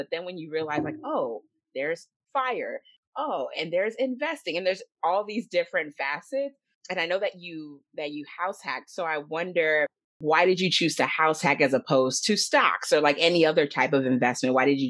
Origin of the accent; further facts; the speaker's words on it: United States; because I grew up in Uptown. That is my jam. That's my place.